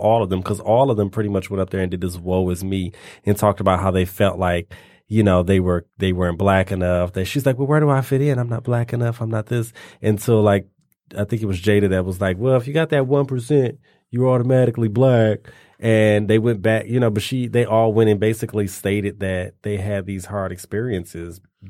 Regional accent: Canada; oh, yeah, it just really hurt my feelings because I'm Canadian.

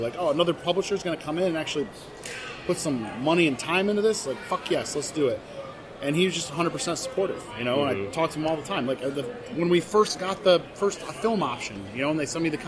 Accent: Michigan, United States; I'm from Michigan originally. I grew up here most of my life

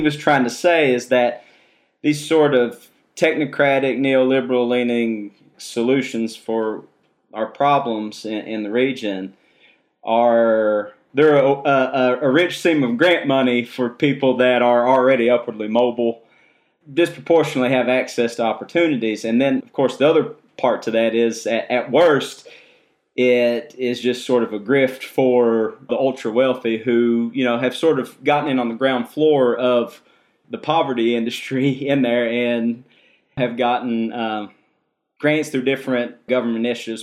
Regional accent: Kentucky, United States; growing up in Kentucky

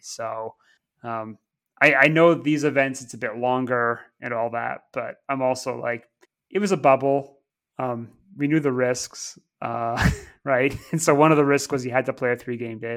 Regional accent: Canada; now in United Kingdom; growing up in Canada

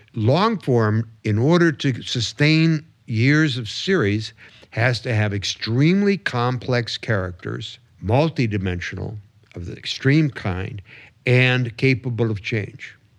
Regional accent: Detroit, Michigan, United States; growing up in the, in the suburbs of Detroit.

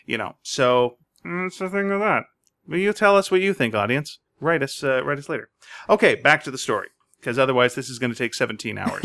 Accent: Montreal, Quebec, Canada; I grew up in Montreal

